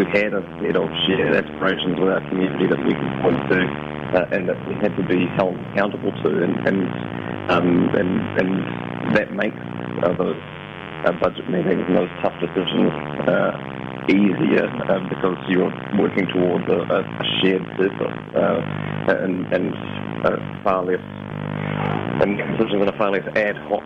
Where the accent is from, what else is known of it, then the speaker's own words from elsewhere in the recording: Invercargill, Southland, New Zealand; moved away as an adult; also born or lived in Dunedin; we're both born and raised in Invercargill, and then fled to the giddy heights of the University of Otago